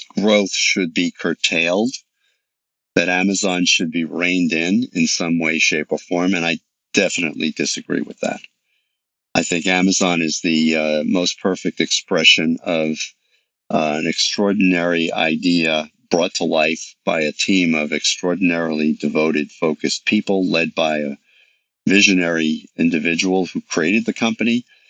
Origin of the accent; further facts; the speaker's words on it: New York City, New York, United States; I grew up in New York City.